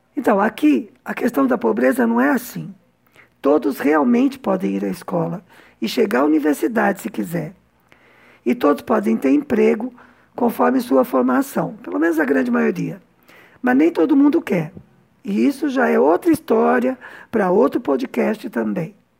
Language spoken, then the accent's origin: Portuguese; São Paulo, Brazil; moved away as an adult; now in Cuba; Mulher branca, de meia idade, classe média baixa, nascida e criada em São Paulo